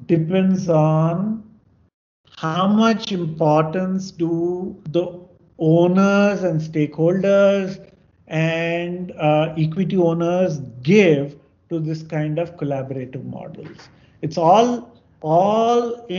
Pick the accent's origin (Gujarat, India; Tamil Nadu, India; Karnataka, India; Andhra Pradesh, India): Andhra Pradesh, India; I'm from Andhra